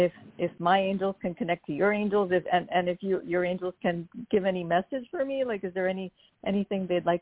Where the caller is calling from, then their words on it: New York, United States; I'm calling from New York.